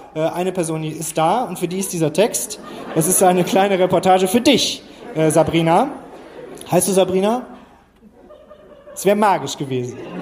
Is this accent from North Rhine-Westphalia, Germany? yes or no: yes; Krefeld, North Rhine-Westphalia, Germany; now in Hamburg, Germany; eigentlich komme ich aus Krefeld